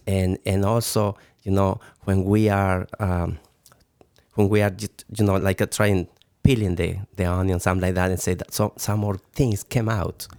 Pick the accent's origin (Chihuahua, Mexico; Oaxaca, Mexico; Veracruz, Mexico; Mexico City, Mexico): Mexico City, Mexico; English is a second language; also born or lived in Toluca; I, I born in Mexico City